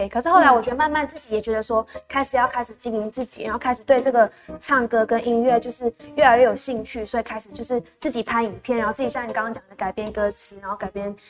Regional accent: Malaysia; now in Taiwan; 然后我来自马来西亚，然后是 Sophia 的乡这样子。

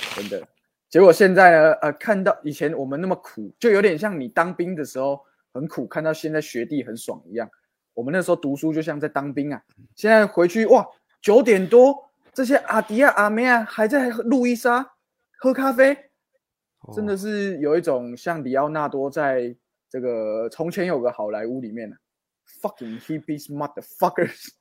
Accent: Guanmiao, Tainan, Taiwan; 我小时候跟詹哥一样啊，也是在这个关庙长大

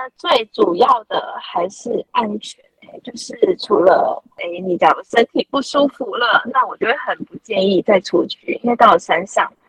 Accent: southern Taiwan, Taiwan; 我是南部人

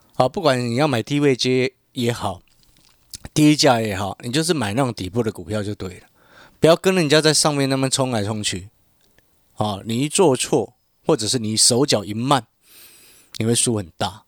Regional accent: Hualien, Hualien County, Taiwan; now in Taipei, Taiwan; 我从小在花莲长大，然后呢，因为花莲人不多嘛

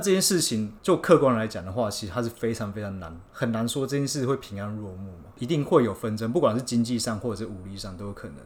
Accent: Taiwan; 我们在台湾长大嘛

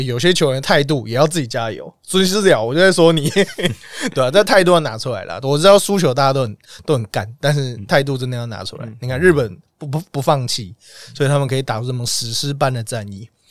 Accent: Taipei, Taiwan; 我小时候就住在台大旁边

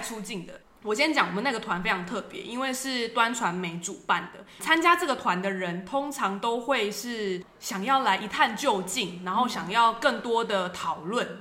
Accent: Taiwan; 在我们台湾人来看

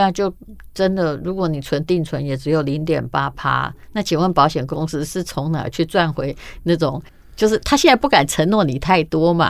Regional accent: Taiwan; 我们台湾的

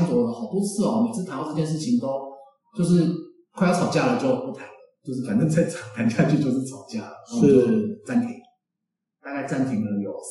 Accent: Taipei, Taiwan; 哎，其实我没有很喜欢都市，因为我本身是台北人。

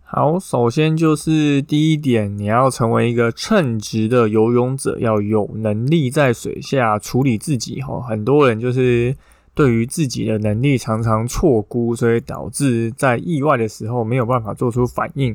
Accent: Taipei, Taiwan; 自己刚好就住在内湖哈，所以碧湖公园跟大湖公园就是我长大的地方

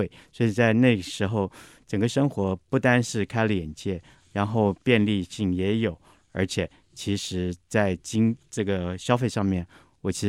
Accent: Taipei, Taiwan; also born or lived in New York; 我想自己身为台北人的，

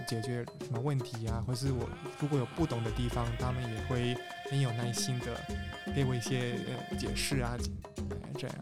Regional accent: Peru; Chinese is a second language; now in Taiwan; 来自秘鲁

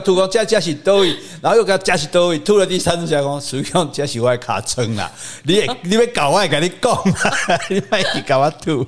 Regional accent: Hsinchu, Taiwan; also born or lived in Yilan / Taichung / Taipei; now in Kaohsiung, Taiwan; 我在宜兰出生的。我在新竹长大的。我定，长期定居台中，最后流浪台北，最后嫁到高雄

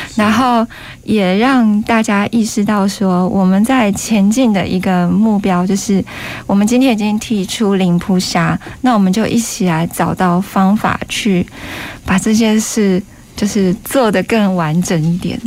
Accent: Taiwan; 我们台湾人

